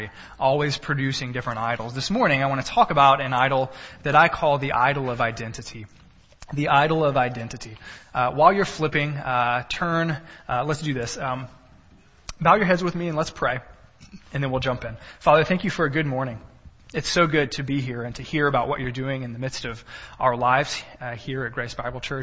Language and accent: English; Texas, United States; also born or lived in Cisne Park, Illinois; now in Illinois, United States; I'm a Texan.